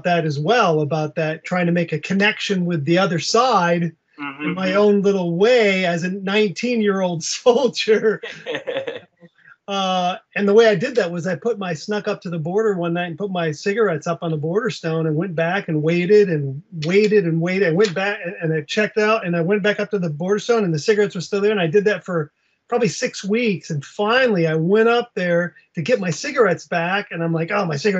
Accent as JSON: {"language": "English", "region": "Western Michigan", "country": "United States", "tie": "born or raised there", "said": "I'm from Michigan. I grew up in Western Michigan"}